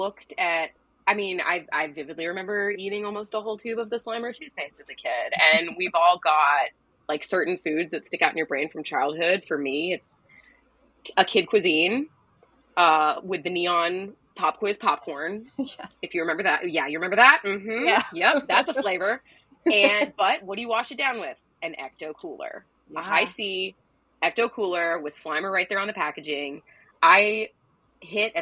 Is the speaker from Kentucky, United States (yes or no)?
yes; Louisville, Kentucky, United States; I'm from Louisville, Kentucky